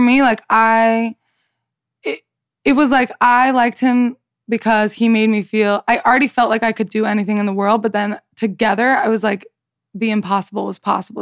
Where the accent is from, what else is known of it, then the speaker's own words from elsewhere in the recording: Salt Lake City, Utah, United States; I am from Salt Lake City, Utah